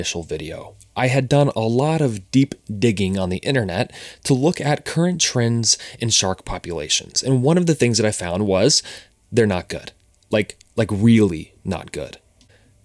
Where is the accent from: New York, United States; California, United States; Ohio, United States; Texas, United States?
Ohio, United States; Cincinnati; moved away; We're both originally from Cincinnati, Ohio